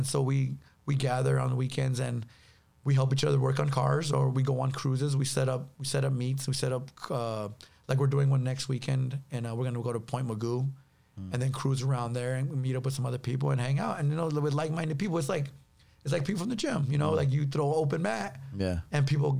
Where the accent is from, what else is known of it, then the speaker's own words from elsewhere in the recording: Los Angeles, California, United States; South Central LA.